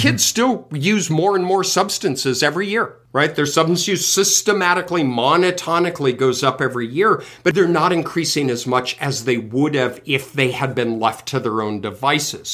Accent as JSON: {"language": "English", "region": "Colorado", "country": "United States", "tie": "born or raised there", "said": "I grew up in Colorado"}